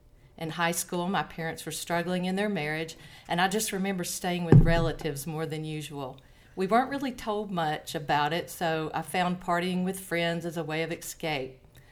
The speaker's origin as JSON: {"language": "English", "town": "Chattanooga", "region": "Tennessee", "country": "United States", "lives_now": "Knoxville, United States", "said": "Oh, no, I am from Chattanooga, and I moved around a lot. When my husband worked for the railroad, we moved around a lot and landed in Knoxville, where I'd never wanted to be, and grew to love it, so still here."}